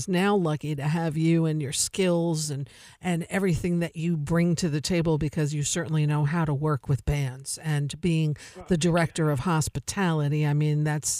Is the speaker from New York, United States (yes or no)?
yes; Tivoli, New York, United States; I grew up in Tivoli